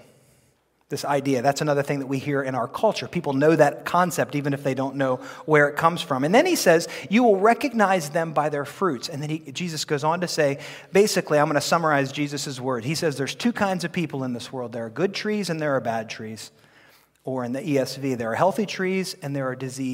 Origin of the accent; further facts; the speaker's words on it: United States; I'm very happy to be an American